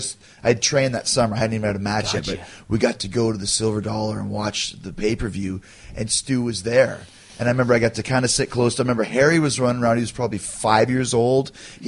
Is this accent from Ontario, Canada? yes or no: no; Calgary, Alberta, Canada; But I came from Calgary, so therefore I'm a Calgary kid, like you guys are.